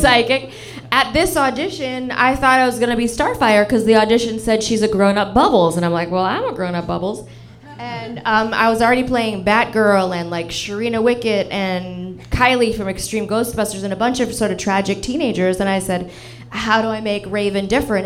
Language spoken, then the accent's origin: English; Toronto, Ontario, Canada; now in Los Angeles, United States; I grew up in Toronto